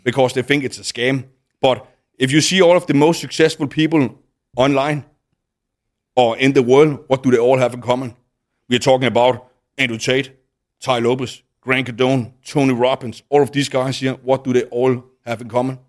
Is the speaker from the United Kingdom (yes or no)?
no; Denmark; moved away as an adult; now in Dubai, United Arab Emirates; back in Denmark, then I moved out of my home town